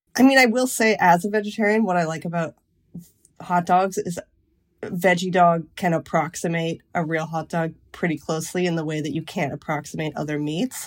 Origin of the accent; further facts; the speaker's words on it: Lake Huron, Ontario, Canada; moved away as an adult; now in United States; I grew up on Lake Huron